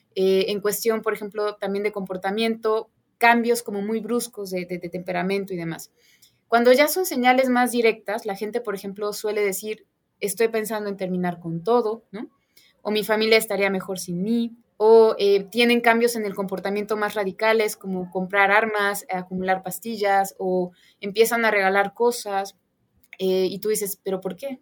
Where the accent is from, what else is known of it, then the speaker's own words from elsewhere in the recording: Puebla, Mexico; yo soy poblana